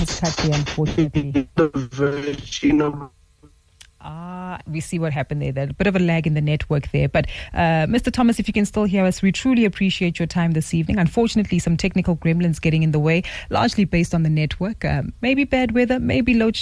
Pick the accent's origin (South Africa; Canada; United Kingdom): South Africa; us as South African consumers